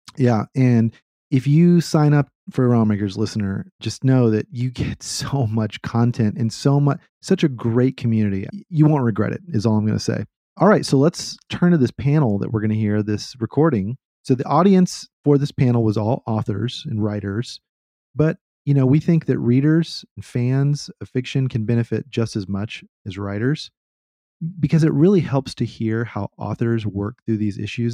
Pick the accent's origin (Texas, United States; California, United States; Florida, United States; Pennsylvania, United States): Texas, United States; Austin; I grew up in Austin and the motto here is keep Austin weird